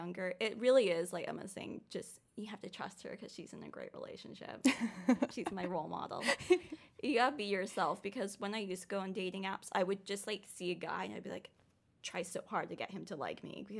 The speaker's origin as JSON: {"language": "English", "country": "Canada", "moved": "yes", "lives_now": "Los Angeles, United States", "said": "Because I'm Canadian."}